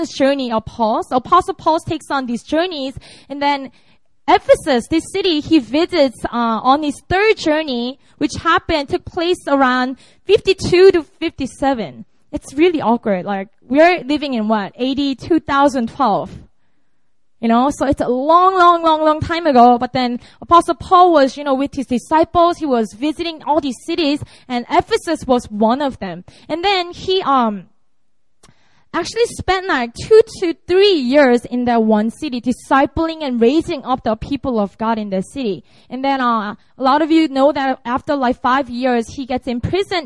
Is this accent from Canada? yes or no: no; Busan, South Korea; also born or lived in Seoul; Busan is my hometown